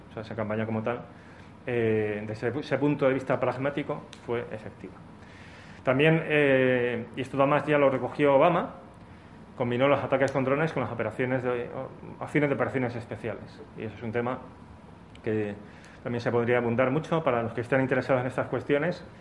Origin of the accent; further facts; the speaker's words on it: Spain; nosotros como españoles, italianos, portugueses y demás